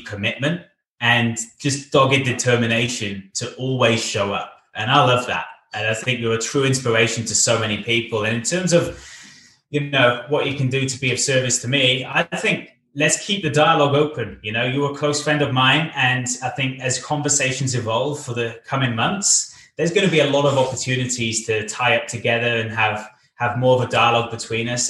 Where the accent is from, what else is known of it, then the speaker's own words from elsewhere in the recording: Cardiff, Wales, United Kingdom; also born or lived in Bath; In my hometown of Cardiff